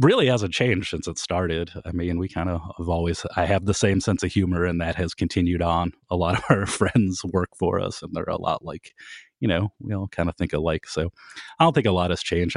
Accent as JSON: {"language": "English", "town": "Kent", "region": "Ohio", "country": "United States", "tie": "born or raised there", "said": "I was from Kent"}